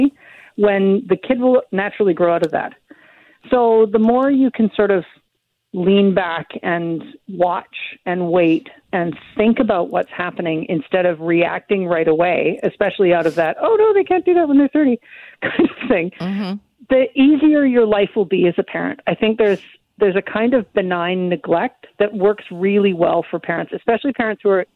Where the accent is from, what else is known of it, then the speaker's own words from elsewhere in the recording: Victoria, British Columbia, Canada; also born or lived in Vancouver; I grew up in Victoria. I'm in Vancouver now